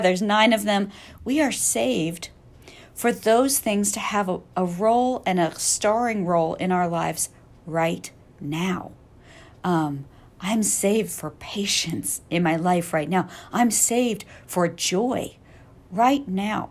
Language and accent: English; Missouri, United States; I grew up in Missouri